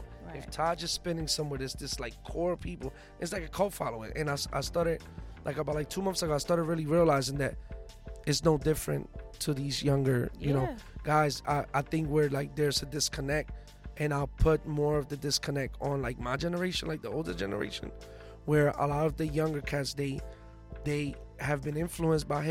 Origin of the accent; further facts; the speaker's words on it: Puerto Rico; moved away; also born or lived in New York / Philadelphia; I was born in Puerto Rico, you know, have ties in New York and in Philly